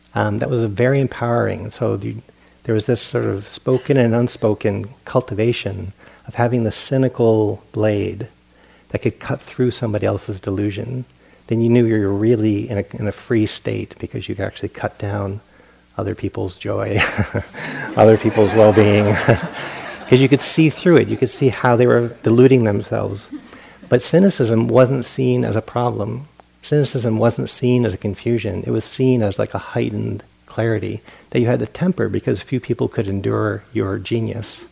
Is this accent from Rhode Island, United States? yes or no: yes; Providence, Rhode Island, United States; moved away; I grew up on the East Coast in Providence, Rhode Island